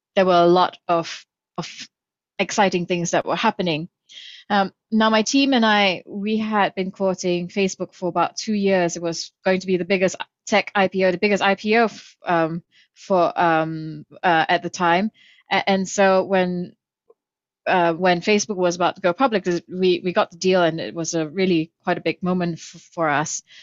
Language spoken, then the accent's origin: English; Kuala Lumpur, Malaysia; I grew up in Kuala Lumpur, Malaysia